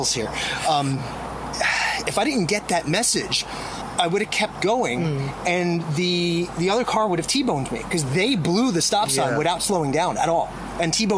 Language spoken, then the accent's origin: English; Long Island, New York, United States; moved away; I'm from New York, and I grew up on Long Island, which is about a 45-minute drive from New York City, but it's still part of New York.